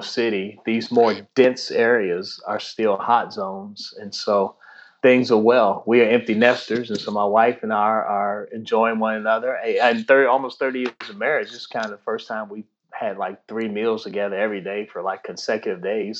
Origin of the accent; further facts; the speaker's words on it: Washington, District of Columbia, United States; also born or lived in Prince George's County, Maryland / Tidewater, Virginia / Lexington, Kentucky; now in Annapolis, United States; I grew up in the Washington D.C. area, first in Southeast Washington D.C., and then in Prince George's County, Maryland, which is just outside of D.C.